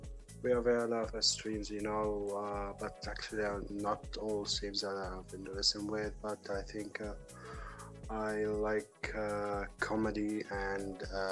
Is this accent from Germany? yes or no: yes; Germany; I'm from Germany.